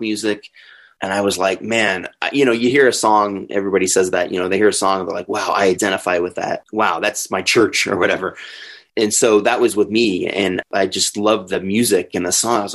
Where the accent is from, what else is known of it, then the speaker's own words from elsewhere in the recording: Denver, Colorado, United States; also born or lived in Springfield, Illinois; I'm from here. I've been here. Well, actually, I've been here since I was 3 years old.